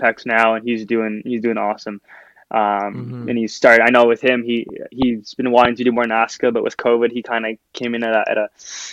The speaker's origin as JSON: {"language": "English", "town": "Ottawa", "region": "Ontario", "country": "Canada", "said": "I'm 22 years old, and I'm from Ottawa, Canada"}